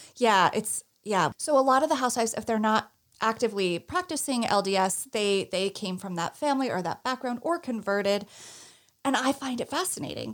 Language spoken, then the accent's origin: English; Northeast, United States; I'm from the Northeast